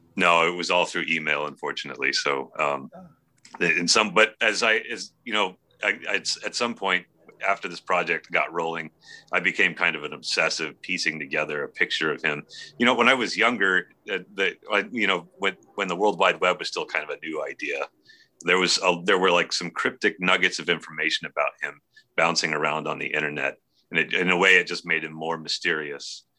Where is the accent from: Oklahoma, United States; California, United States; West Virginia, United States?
California, United States; Bay Area; moved away as an adult; also born or lived in Oregon; We grew up in the in the Bay Area.